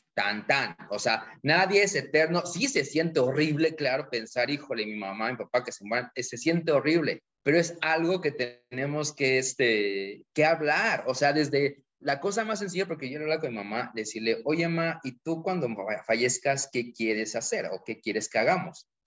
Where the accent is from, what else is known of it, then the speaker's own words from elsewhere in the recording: Mexico; los mexicanos